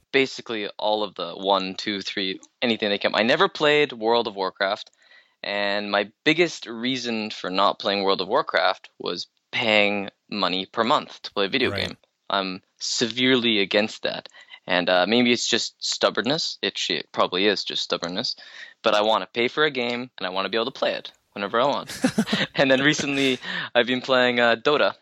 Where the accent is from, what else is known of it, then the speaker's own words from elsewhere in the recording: Canada; I'm only Canadian